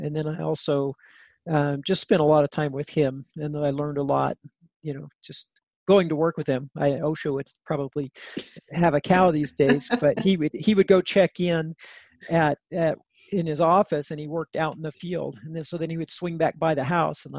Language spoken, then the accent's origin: English; northern New Mexico, United States; I grew up in a small town in northern New Mexico